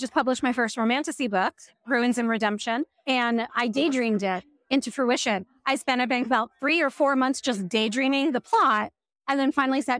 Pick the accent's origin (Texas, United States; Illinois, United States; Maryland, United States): Maryland, United States; Silver Spring; I'm from Silver Spring, Maryland.